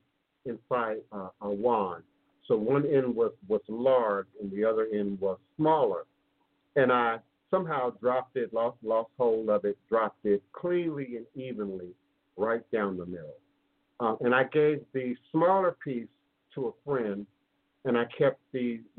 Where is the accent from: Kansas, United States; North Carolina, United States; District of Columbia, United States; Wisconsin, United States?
District of Columbia, United States; Washington; I grew up in the Smithsonian Institute in Washington, D.C. That was my playground